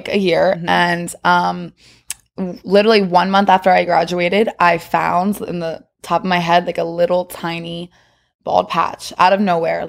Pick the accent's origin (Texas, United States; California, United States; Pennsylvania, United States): Pennsylvania, United States; West Chester; I'm from Westchester, Pennsylvania, outside Philly.